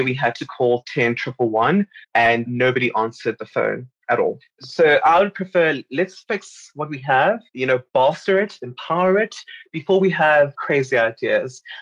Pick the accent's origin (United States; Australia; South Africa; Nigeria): South Africa; I feel very jaded as a South African citizen.